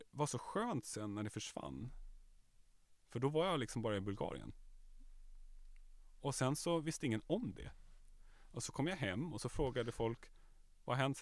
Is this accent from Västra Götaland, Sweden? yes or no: no; Nacka, Stockholm County, Sweden; jag kommer ju från Nacka.